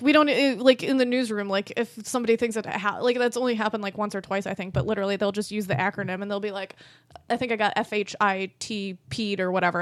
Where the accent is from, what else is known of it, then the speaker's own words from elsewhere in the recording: Rochester, New York, United States; accent: Rochester; I'm in Rochester. I have the Rochester accent.